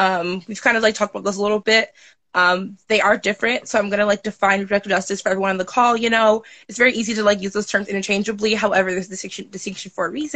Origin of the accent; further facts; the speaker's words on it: Michigan, United States; I'm from Michigan